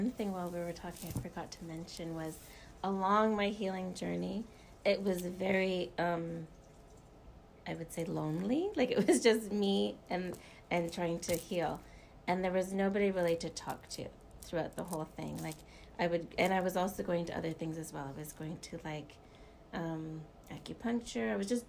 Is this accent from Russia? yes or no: no; South Africa; I'm South African. My mom is South African.